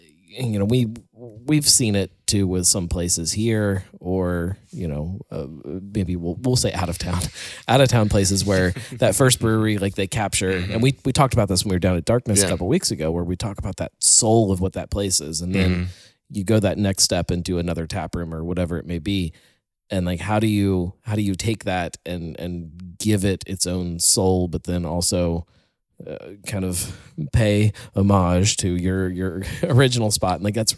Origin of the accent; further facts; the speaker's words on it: West Virginia, United States; I'm from West Virginia.